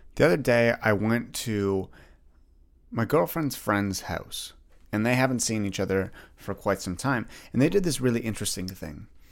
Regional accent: Ottawa, Ontario, Canada; I grew up, like, a little bit outside of Ottawa. I, I grew up in Greeley

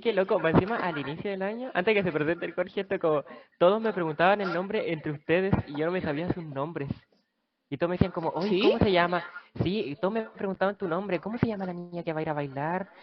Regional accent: Copiapó, Atacama, Chile; Yo vengo de Copiapó

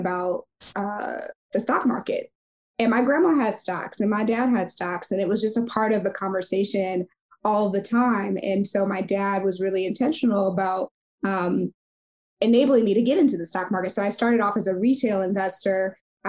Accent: St. Louis, Missouri, United States; moved away as an adult; also born or lived in Silicon Valley; I'm from St. Louis, Missouri, so Midwest through and through.

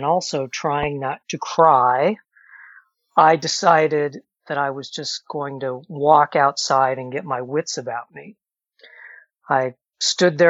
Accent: Alton, Illinois, United States; my hometown of Alton, Illinois

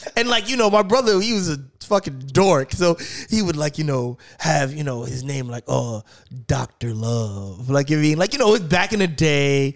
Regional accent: New York City, New York, United States; I grew up in New York

